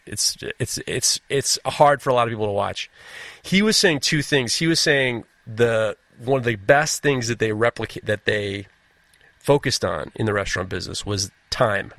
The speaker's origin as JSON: {"language": "English", "town": "New York City", "region": "New York", "country": "United States", "tie": "born or raised there", "said": "I growing up in New York City"}